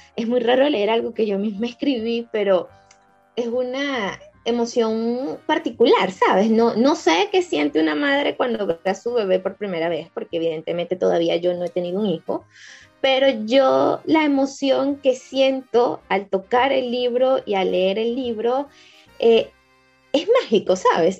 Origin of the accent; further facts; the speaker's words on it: Caracas, Capital District, Venezuela; yo crecí en Caricuao, que es una zona popular cercana a, Antímano